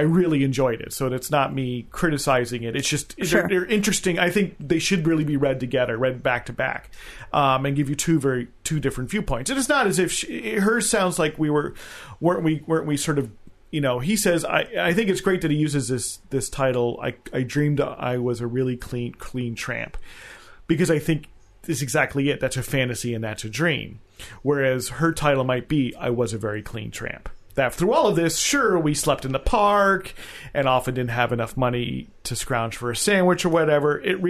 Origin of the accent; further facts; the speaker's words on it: central New Jersey, United States; moved away; I grew up in New Jersey, you know, as a child in the 70s. But to me, New York was a far-off, dangerous, dirty place because I lived in central New Jersey, so we never went there.